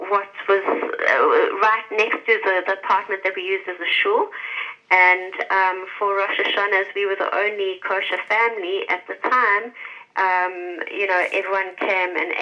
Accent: Johannesburg, Gauteng, South Africa; moved away as an adult; now in United Arab Emirates; So I come from Johannesburg. Well, I come from South Africa. I was living in Johannesburg before we moved to the UAE.

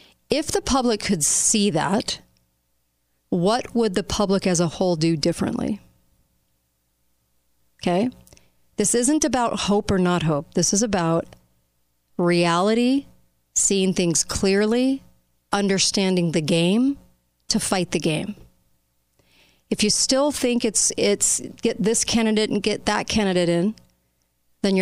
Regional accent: United States; as an American populace

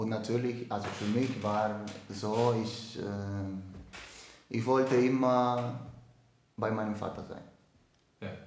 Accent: Dominican Republic; German is a second language; Ich komme aus der Dominikanischen Republik bin 25 Jahre alt, ähm, bin der vierte von vier Geschwistern, alle Brüder.

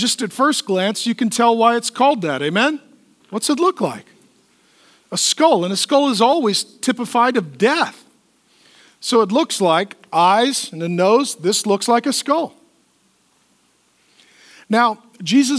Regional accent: United States; I'm a pastor from America

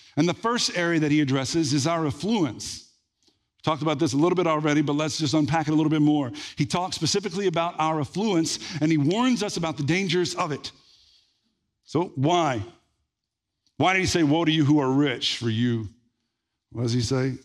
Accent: Red Lick, Texas, United States; when I was growing up in Red Lake

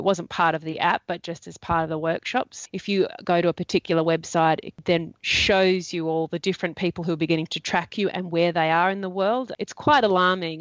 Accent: Australia

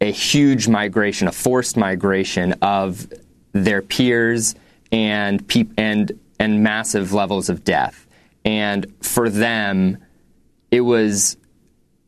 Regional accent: United States; I was born and raised here in the United States, but I descend from generations of Palestinians

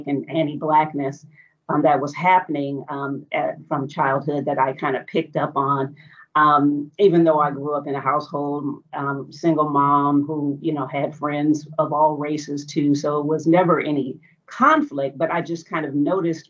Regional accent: Portland, Oregon, United States; I grew up in Portland, Oregon, in the United States

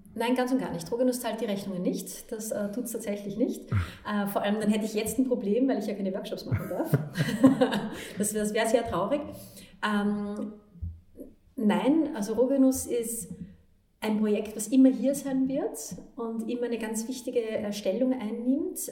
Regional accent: Vienna, Austria; ich bin in Wien geboren und in eine Leistungssportlerfamilie reingeboren worden

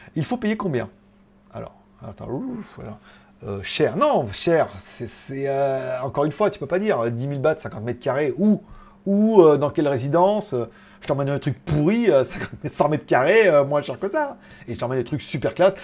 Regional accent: France; now in China; je viens de France

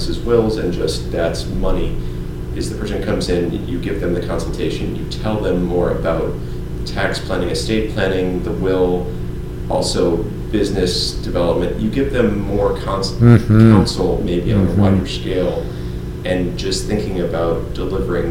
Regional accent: North Dakota, United States; moved away; I come from North Dakota

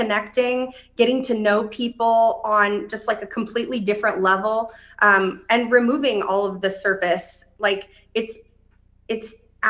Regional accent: Dayton, Ohio, United States; moved away; I came here from Dayton, Ohio. I didn't really know anybody.

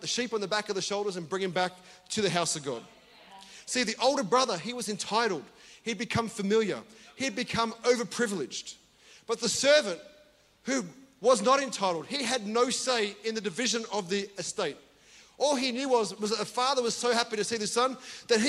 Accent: Australia; I'm from Australia

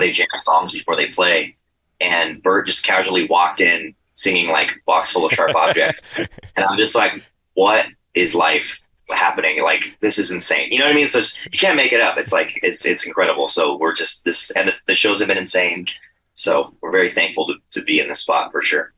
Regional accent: San Diego, California, United States; we're all from San Diego

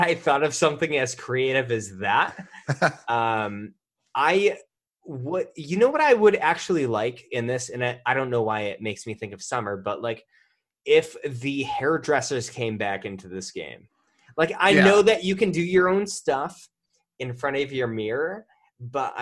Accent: the Berkshires, Massachusetts, United States; this is coming from a Northeastern boy, like, I'm from the Berkshires

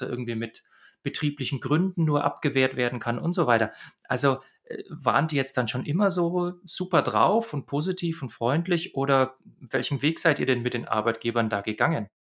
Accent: Bavaria, Germany; ich komme ja aus Bayern.

